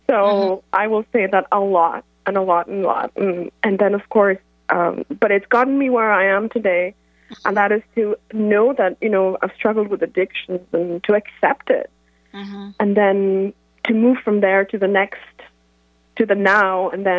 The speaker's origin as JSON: {"language": "English", "country": "India", "said": "I'm from India."}